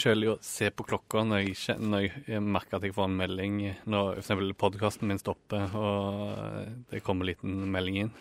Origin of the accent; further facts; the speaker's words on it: Ålgård, Rogaland, Norway; moved away; forrige jul så brukte jeg det hjemme på Ålgård